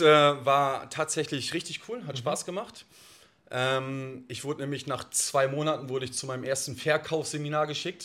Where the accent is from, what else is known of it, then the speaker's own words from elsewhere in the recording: Oldenburg, Lower Saxony, Germany; Ich bin 34 Jahre alt, gebürtiger Oldenburger.